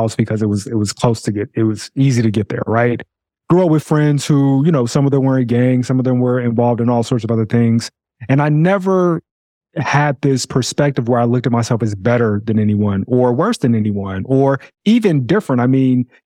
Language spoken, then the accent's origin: English; Chicago, Illinois, United States; grew up in Chicago all my life, and I grew up on the south side of Chicago